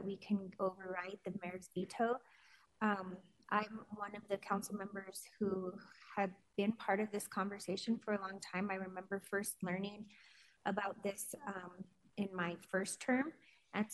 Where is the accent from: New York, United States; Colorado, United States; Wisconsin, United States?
Colorado, United States; Denver; I was born and raised in Denver